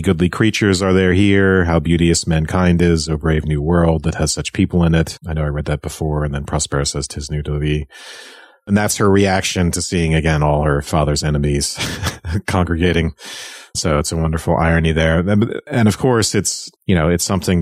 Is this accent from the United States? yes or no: no; Ireland; When I was growing up in Ireland